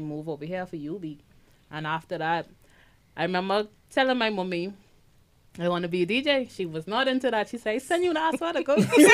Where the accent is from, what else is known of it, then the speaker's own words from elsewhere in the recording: Eleuthera, Bahamas; moved away; also born or lived in Abaco; I'm an island girl. I'm from Eleuthera, and I moved to Abaco